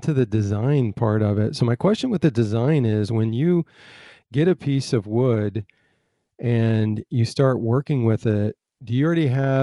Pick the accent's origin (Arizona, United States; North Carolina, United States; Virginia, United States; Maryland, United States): North Carolina, United States; accent: northern-southern blend; also born or lived in Michigan; I'm from North Carolina, but I was born in Michigan. So I've got that northern-southern blend